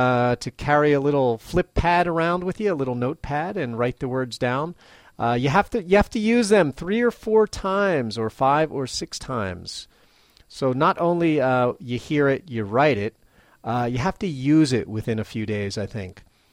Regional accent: Venezuela; first language Spanish; English is a second language; now in Maui, United States; We are originally from Venezuela, but we've lived in Maui, Hawaii for more than 6 years now. Our mother language is Spanish. I learned English for myself.

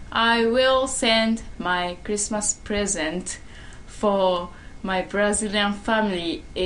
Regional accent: Japan; I'm from Japan. I'm living in Ino City.

